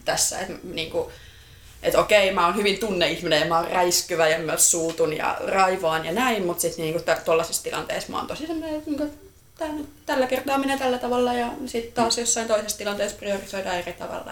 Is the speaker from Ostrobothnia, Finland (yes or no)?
no; Uusimaa, Finland; mä oon ihan Uudeltamaalta kotoisin